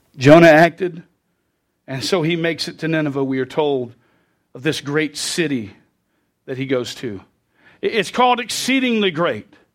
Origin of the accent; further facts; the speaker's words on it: United States; I grew up as an American